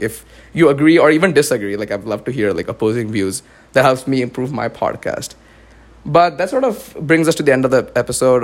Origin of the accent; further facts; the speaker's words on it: Pune, Maharashtra, India; moved away as an adult; also born or lived in Dallas, United States; now in West Lafayette, United States; i grew up my entire life in india but then when I do say I'm from Pune, I'm from India